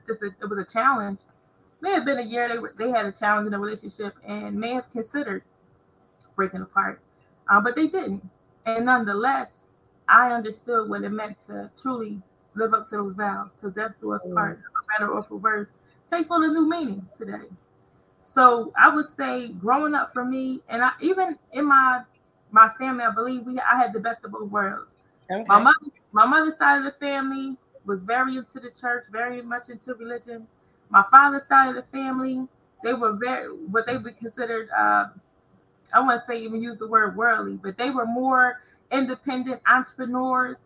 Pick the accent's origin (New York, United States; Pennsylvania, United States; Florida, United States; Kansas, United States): Pennsylvania, United States; Coatesville; I'm from Coatesville, Pennsylvania. And I grew up in a community called Carver's Court